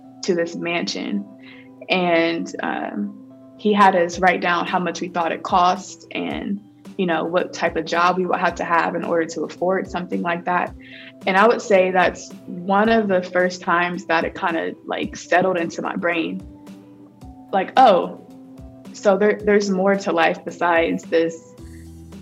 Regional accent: Columbus, Ohio, United States; back in my hometown in Columbus, Ohio

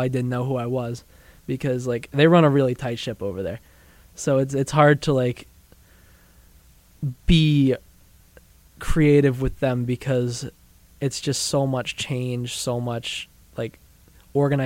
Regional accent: New Hampshire, United States; moved away; growing up in New Hampshire, there's a bunch of ski mountains and stuff

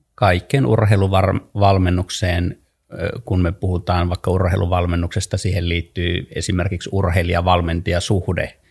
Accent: Kainuu, Finland; on syntynyt Kainuussa ää, äh, maalla ja tottunut, tottunut ja elänyt nuoruuteni maalla

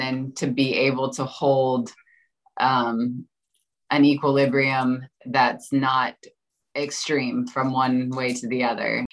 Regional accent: Florida, United States; I grew up in Florida

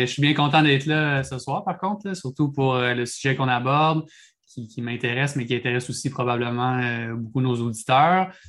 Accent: Quebec, Canada; au Québec, on fait rarement les choses comme, euh, tout le monde. on est différent du Canada

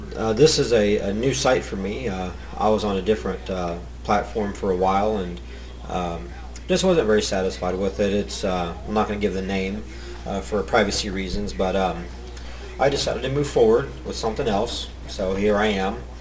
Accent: Bellefontaine, Ohio, United States; I'm from Ohio, born and raised, uh, a little town called Bell Fountain

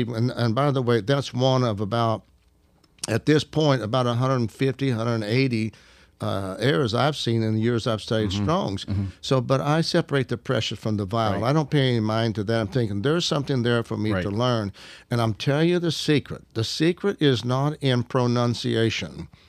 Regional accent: Arkansas, United States; I'm up from Arkansas. I destroy the English language.

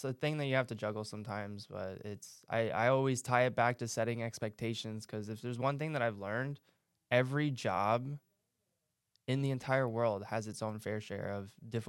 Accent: Bosnia & Herzegovina; moved away; I'm from Bosnia.

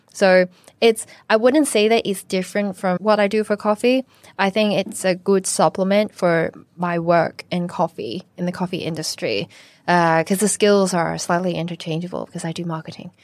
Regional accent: Canada; now in Hong Kong; I was born in Canada, but my mum is from Shanghai

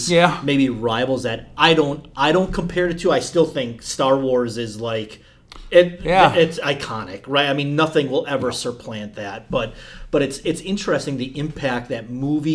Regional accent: Elkhart Lake, Wisconsin, United States; moved away; where I grew up in Elkhart Lake

